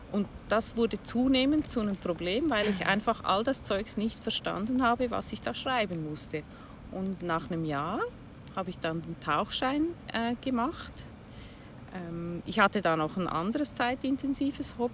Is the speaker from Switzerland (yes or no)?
yes; Switzerland; Ich komme aus der Schweiz bin 58 Jahre alt